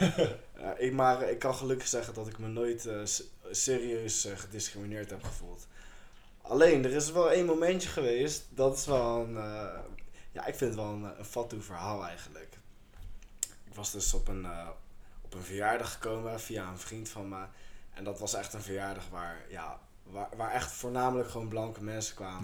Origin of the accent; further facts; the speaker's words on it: Chile; now in Netherlands; Ik kom uit Chili.